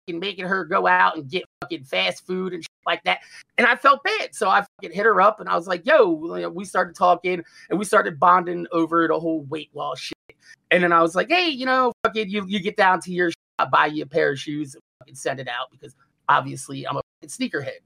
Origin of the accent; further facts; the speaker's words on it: New Jersey, United States; I'm from New motherfucking Jersey.